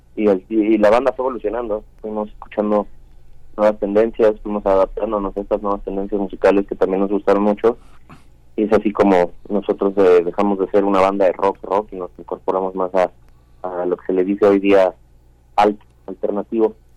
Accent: Mexico; moved away as an adult; also born or lived in Los Angeles, United States; yo soy mexicano 100%

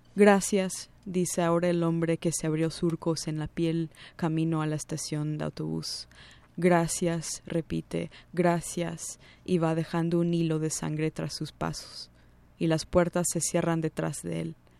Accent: New Jersey, United States; first language English; Spanish is a second language; moved away as an adult; also born or lived in New York City; now in Mexico City, Mexico; nací en Nueva York, crecí en los suburbios de esa ciudad, en el estado de Nueva Jersey. Vivo en México DF desde hace unos seis años casi

